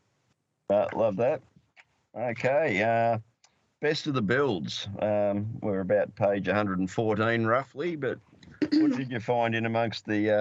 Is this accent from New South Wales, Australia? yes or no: yes; Narrabri, New South Wales, Australia; It was the first Commodore ever sold in my hometown of Narrabri